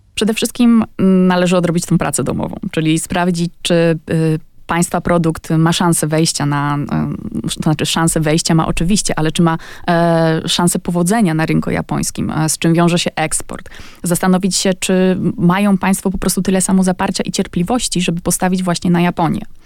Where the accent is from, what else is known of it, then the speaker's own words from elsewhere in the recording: Poland; now in Japan; jestem z Polski